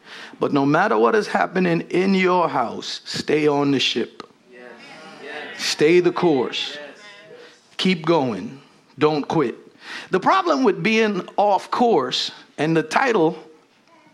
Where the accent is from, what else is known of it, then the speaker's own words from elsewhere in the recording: Guyana; moved away; as a Guyanese, when people ask you, you know, I'm from the Caribbean